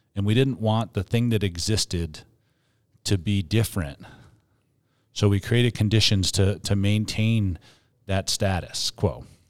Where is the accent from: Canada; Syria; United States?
United States; Northeast; now in Colorado, United States; I'm from the Northeast